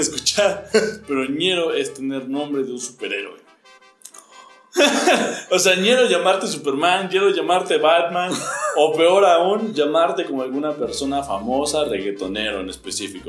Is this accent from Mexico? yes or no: yes; Mexico; yo soy mexicano